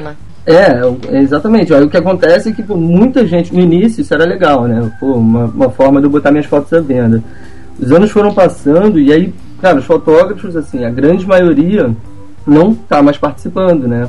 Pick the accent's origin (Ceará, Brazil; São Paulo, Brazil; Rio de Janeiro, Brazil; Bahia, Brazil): Rio de Janeiro, Brazil; sou carioca